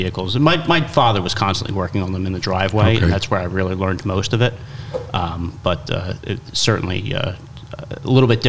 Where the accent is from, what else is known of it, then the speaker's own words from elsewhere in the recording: Mount Holly, New Jersey, United States; also born or lived in Medford, New Jersey; now in Cherry Hill, United States; I was born in Mount Holly, which is Berlin County.